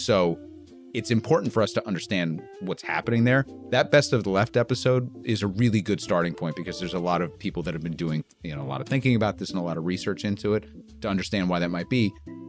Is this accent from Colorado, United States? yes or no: no; New York, United States; I'm an asshole from New York.